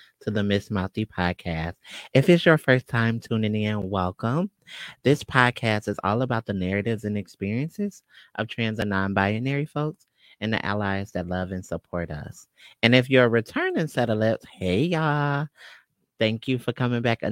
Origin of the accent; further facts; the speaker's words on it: Detroit, Michigan, United States; born and raised in Detroit